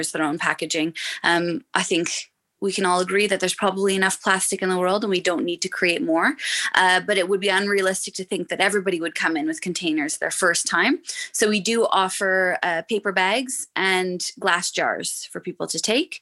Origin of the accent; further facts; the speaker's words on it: Montreal, Quebec, Canada; moved away as an adult; now in Dublin, Ireland; I grew up in Montreal. Yeah, I grew up in Montreal